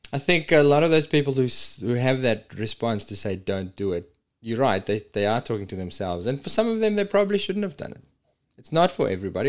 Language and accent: English; South Africa; moved away as an adult; my hometown in South Africa